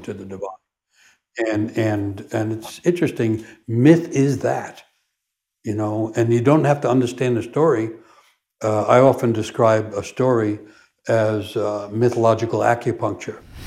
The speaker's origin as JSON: {"language": "English", "town": "New York City", "region": "New York", "country": "United States", "tie": "born or raised there", "said": "forlorn kid growing up in New York City"}